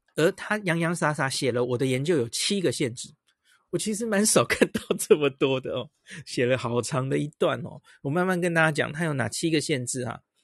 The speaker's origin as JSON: {"language": "Chinese", "country": "Taiwan", "said": "我们台湾人很在乎"}